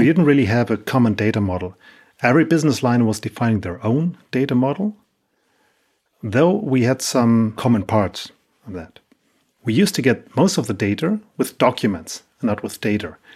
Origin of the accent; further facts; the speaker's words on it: Hamburg, Germany; I'm from Hamburg, Germany